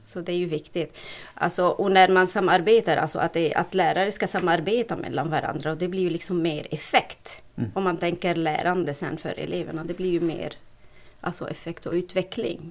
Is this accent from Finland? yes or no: no; Lebanon; Swedish is a second language; moved away as an adult; now in Sweden; jag flyttade från Libanon till Sverige för är det 18 år tillbaka. Snart har jag bott i Sverige mer än jag har bott i mitt hemland